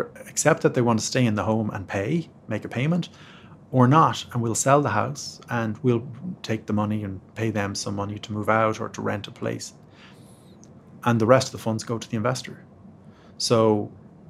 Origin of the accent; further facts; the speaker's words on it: Ireland; moved away as an adult; now in United States; being Irish